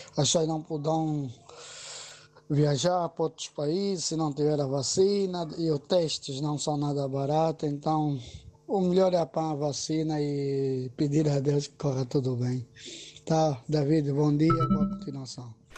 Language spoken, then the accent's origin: Portuguese; Angola; now in Lisbon, Portugal; eu, sendo angolano